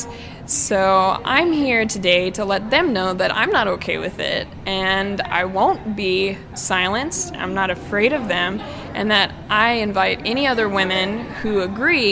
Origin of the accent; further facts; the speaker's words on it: Texas, United States; I'm from Texas